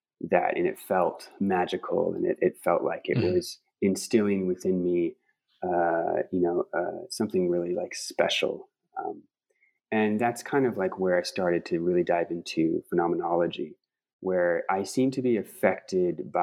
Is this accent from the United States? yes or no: yes; Pacific Northwest, United States; I'm from the Pacific Northwest, and you know, different climate, just different bioregion altogether